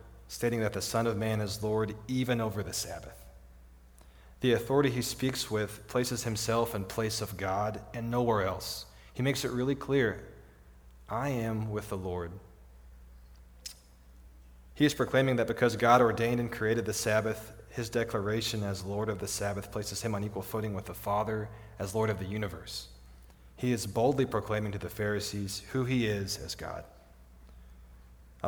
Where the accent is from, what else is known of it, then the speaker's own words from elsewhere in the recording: Midland, Texas, United States; now in Odessa, United States; I grew up in Midland.